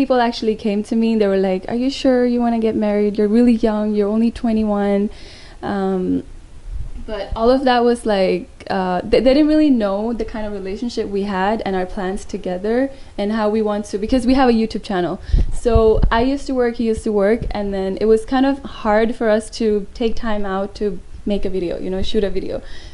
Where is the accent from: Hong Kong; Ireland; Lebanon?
Hong Kong; I'm actually Hong Kong-born Indian